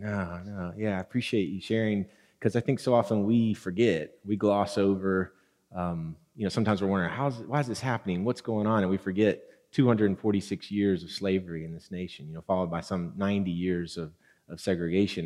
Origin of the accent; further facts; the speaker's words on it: Wilson County, Tennessee, United States; I grew up in Wilson County